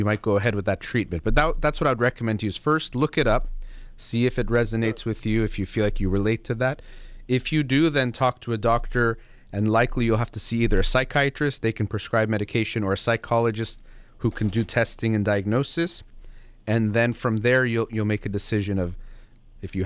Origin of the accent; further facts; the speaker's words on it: United States; I'm born and raised in America